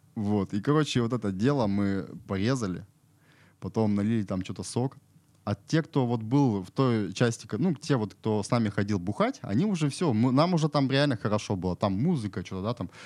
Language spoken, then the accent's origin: Russian; Irkutsk Oblast, Russia; now in Novosibirsk, Russia; сам я с Иркутской области